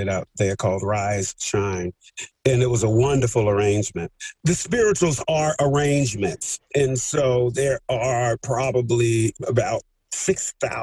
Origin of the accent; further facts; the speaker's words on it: Montgomery, Alabama, United States; I grew up in Montgomery, Alabama during the Civil Rights Movement